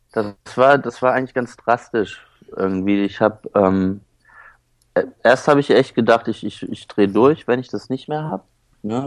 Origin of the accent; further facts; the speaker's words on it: Höhr-Grenzhausen, Rhineland-Palatinate, Germany; moved away; also born or lived in Kiel / Schleswig-Holstein near the Danish border / Neuwied / Cologne; dann mit sechs bin ich in Westerwald gezogen, nach Hörgrenzhausen